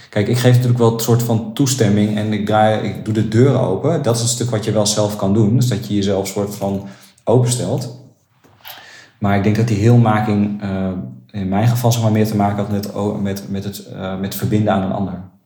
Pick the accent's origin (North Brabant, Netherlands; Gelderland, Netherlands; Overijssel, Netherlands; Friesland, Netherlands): Gelderland, Netherlands; Nunspeet; ik kom uit Nunspeet.